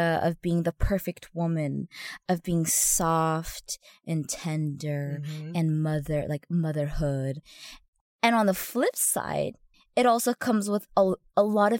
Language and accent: English; Arcadia, Orange County, California, United States; also born or lived in Laguna Beach, California; I remember in middle school, I moved from Arcadia to Orange County, and it was sort of a big shock